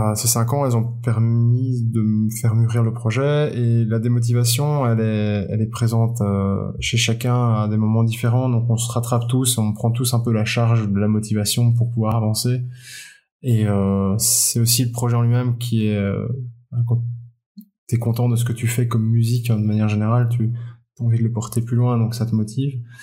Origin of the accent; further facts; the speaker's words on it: Belgium; je suis belge